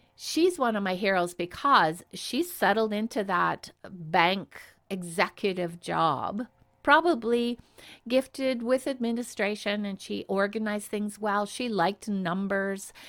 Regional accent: Canada; I'm Canadian

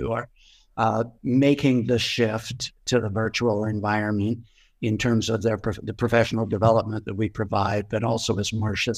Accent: Pacific Northwest, United States; I'm from the Pacific Northwest, but I am incredibly blessed to have lived for 35 years deep in a forest

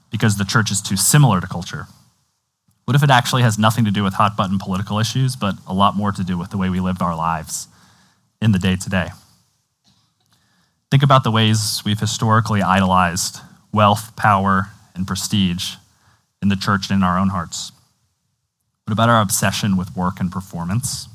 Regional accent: United States; As American Christians

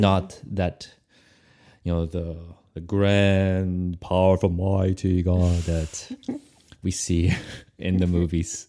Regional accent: Brazil; I was raised in Brazil

